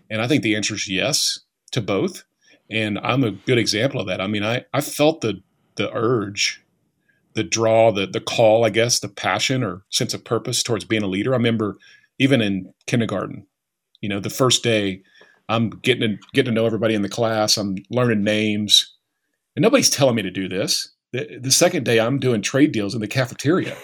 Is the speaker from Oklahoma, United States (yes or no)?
yes; Bristow, Oklahoma, United States; I grew up just outside of Tulsa